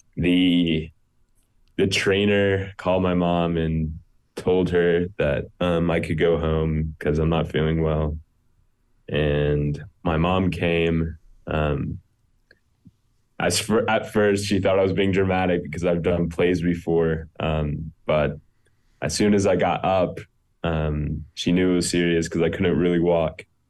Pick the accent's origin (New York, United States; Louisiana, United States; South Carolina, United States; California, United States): South Carolina, United States; Greenville; also born or lived in Akron, Ohio; I was born in Akron, Ohio. I grew up in Greenville, South Carolina, um, when I was two. Um, and I grew up there.